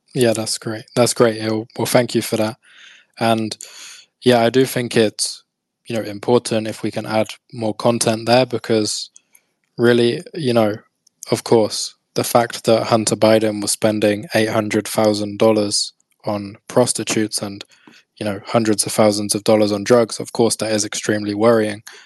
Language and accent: English; United Kingdom; I'm British